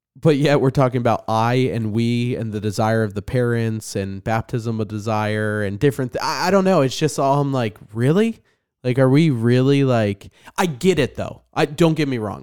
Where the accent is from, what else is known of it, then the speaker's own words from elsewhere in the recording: New Jersey, United States; I'm an angry person 'cause I'm from New Jersey